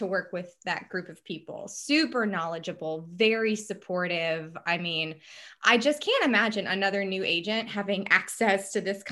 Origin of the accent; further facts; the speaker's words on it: New Orleans, Louisiana, United States; moved away as an adult; now in Houston, United States; I'm from New Orleans and I graduated 3 months later, Hurricane Katrina hit